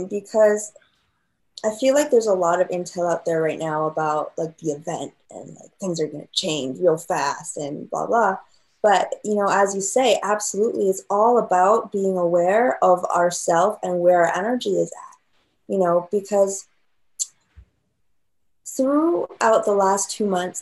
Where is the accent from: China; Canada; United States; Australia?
China; moved away; I grew up in China